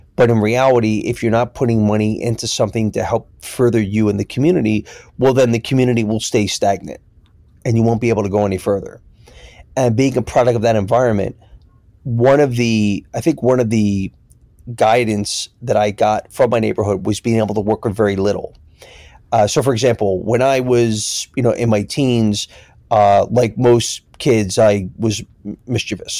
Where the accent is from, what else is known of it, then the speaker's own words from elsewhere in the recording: Philadelphia, Pennsylvania, United States; now in New York, United States; growing up in Philly